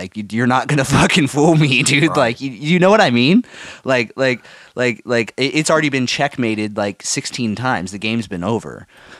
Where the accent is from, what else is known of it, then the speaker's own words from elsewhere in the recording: California, United States; Oh, dude, I'm from California, bro. You don't fucking know me.